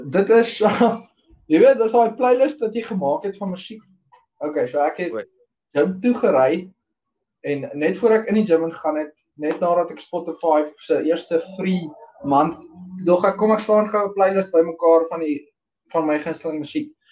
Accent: Meyerton, Gauteng, South Africa; ek het ook in Meyerton groot geword.

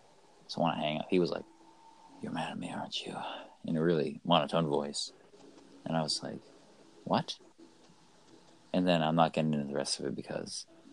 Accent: United States; because we're American

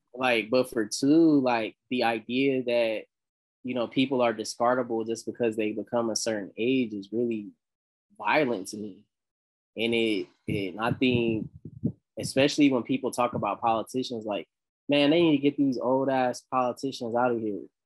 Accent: the South, United States; I'm from the South

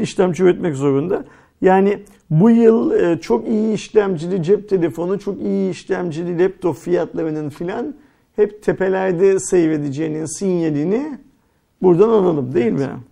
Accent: Turkey; biz Türk'üz

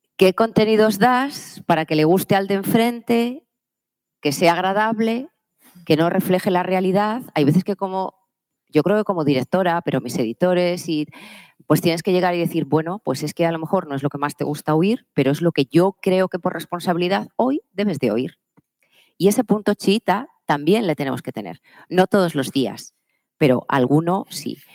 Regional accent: Palencia, Castile and León, Spain; Yo soy de una tierra, yo soy de Palencia, yo soy del norte

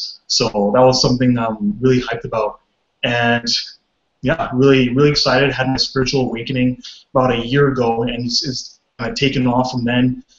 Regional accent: Vancouver, British Columbia, Canada; I'm from Vancouver, BC

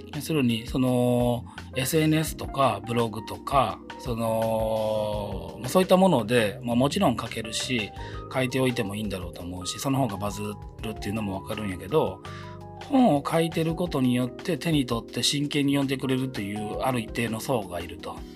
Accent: Tamba, Hyogo, Japan; moved away; 僕あの兵庫県丹波市春日町

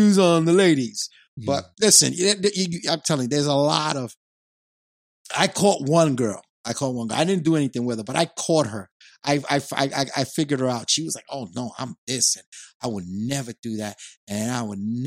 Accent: New York, United States; I had 3 strikes against me growing up in New York. I'm young. I was young. I was a Puerto Rican

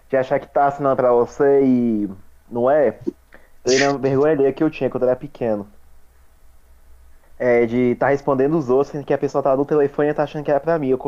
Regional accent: Brasília, Federal District, Brazil; eu sou daqui de Brasília

